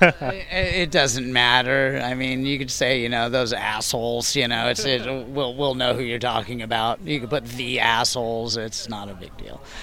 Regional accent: San Diego, California, United States; moved away as an adult; also born or lived in Austin, Texas; I am actually back in my hometown of San Diego

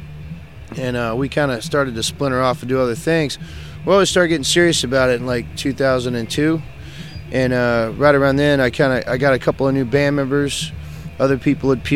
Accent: Dallas, Texas, United States; we're from Dallas

